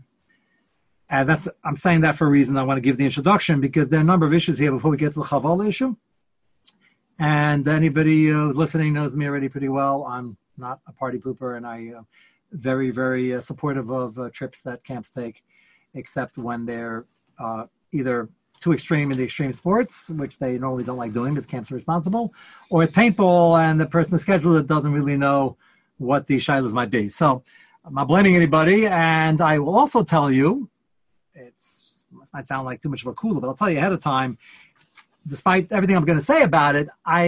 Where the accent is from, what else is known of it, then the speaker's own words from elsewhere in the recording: United States; we're American